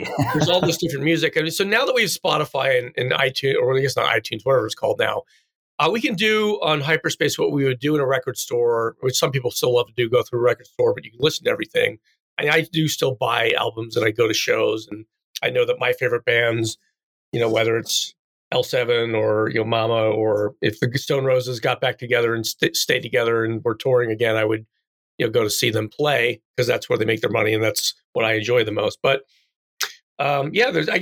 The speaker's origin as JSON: {"language": "English", "country": "United States", "tie": "born or raised there", "moved": "as an adult", "lives_now": "Chicago, United States", "said": "I grew up in the East Coast"}